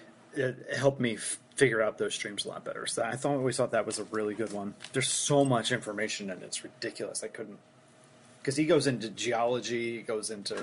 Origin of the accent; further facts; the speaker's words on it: Philadelphia, Pennsylvania, United States; But I grew up in Philly, so I grew up around Philly, so I've always had Wawa.